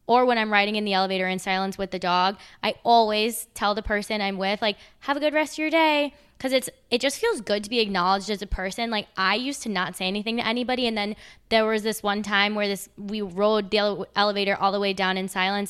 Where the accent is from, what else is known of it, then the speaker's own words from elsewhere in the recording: United States; also born or lived in Charlotte, North Carolina; I'm American